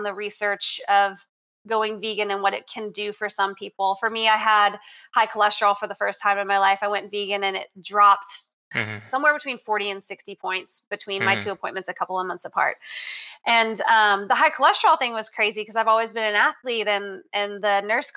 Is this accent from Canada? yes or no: yes; Canada; now in Texas, United States; growing up in Canada, not a lot of people are big hunters